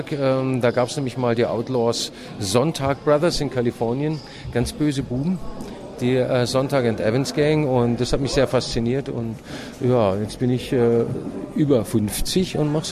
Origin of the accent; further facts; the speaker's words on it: West Germany, Germany; Ich bin, äh, ich bin äh, gebürtiger Ossi, aber im Westen aufgewachsen.